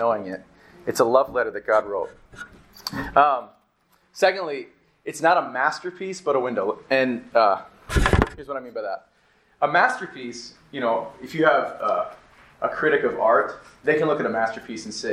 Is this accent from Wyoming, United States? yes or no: yes; Wyoming, United States; moved away; also born or lived in Minnesota; I grew up in the state of Wyoming, and so I grew up near the Rockies